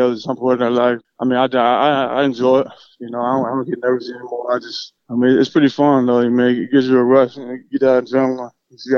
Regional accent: Altamonte Springs, Florida, United States; also born or lived in Orlando, Florida; I was born in Orlando, Florida. I was raised in Altamont Springs, Florida, Orlando, Papa area.

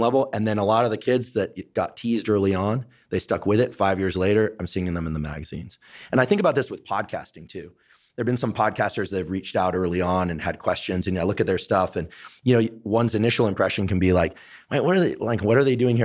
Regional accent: Northern California, United States; I was from Northern California

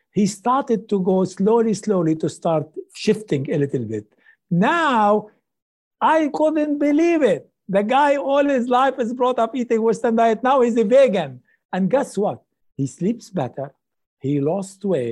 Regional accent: Lebanon; moved away; also born or lived in Middle East; I come from Lebanon

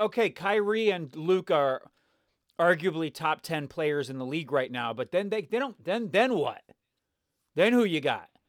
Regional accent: the South, United States; moved away as an adult; now in Los Angeles, United States; I'm from the South

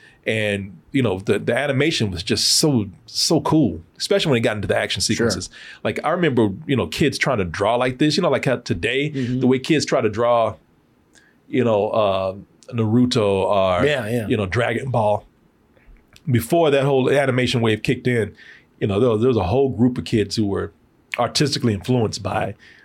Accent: Waco, Texas, United States; I grew up in Waco.

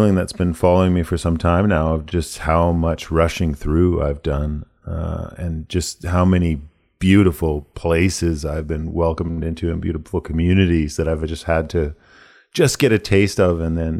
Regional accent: United States; born there; I was born in the States and I spend an awful lot of time down there touring. All my extended family are there.

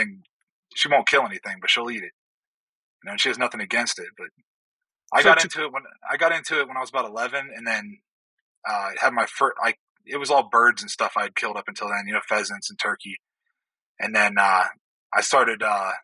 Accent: Youngstown, Ohio, United States; moved away; I grew up in Northeast Ohio, up around Youngstown

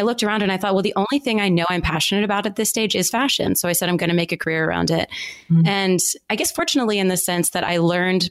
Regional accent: United States; moved away as an adult; also born or lived in Philadelphia, Pennsylvania / Baltimore, Maryland / Atlanta, Georgia; I grew up in the Northeast in Philadelphia and Baltimore

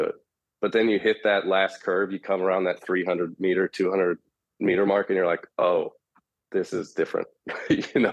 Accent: San Jose, California, United States; I'm from San Jose, California

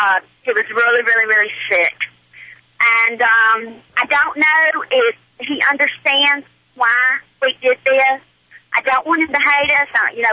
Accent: Alabama, United States; accent: Southern; I am from the South. We're from Alabama.

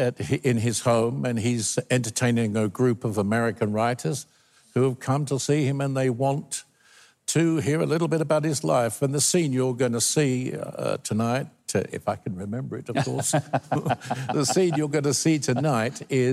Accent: United Kingdom; accent: British; I've got a British accent.

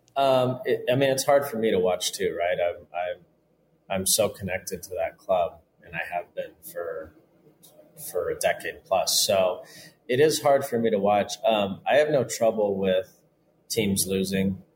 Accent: Southern California, United States; I grew up in Southern California playing with Mexicans

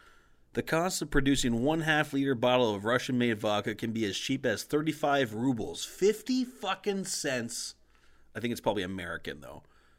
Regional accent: Canada

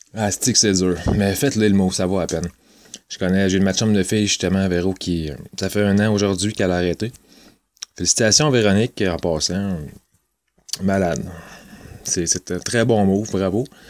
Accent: Trois-Rivières, Quebec, Canada; Je viens de Trois-Rivières, ça fait, euh, trente-deux ans que j'habite ici.

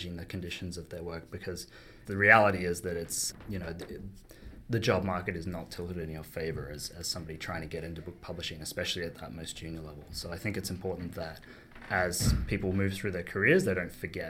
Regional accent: Australia; moved away as an adult; also born or lived in United Kingdom / London; now in Toronto, Canada; I moved over to the UK from Australia, where I'm from originally, you might hear from my accent

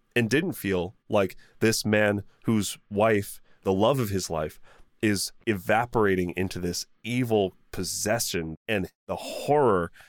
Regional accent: United States; being an American

